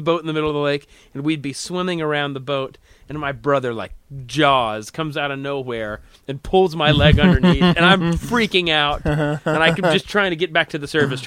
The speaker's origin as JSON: {"language": "English", "town": "Little Rock", "region": "Arkansas", "country": "United States", "tie": "born or raised there", "also_born_or_lived": "Tulsa, Oklahoma", "said": "I grew up in Little Rock, Arkansas. I was born in Tulsa, Oklahoma"}